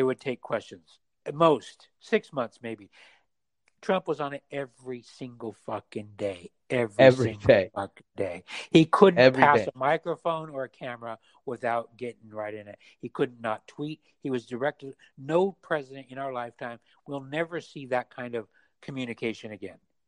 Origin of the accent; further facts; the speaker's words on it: Utah, United States; moved away; also born or lived in San Francisco; I was raised in Mormon, Utah, conservative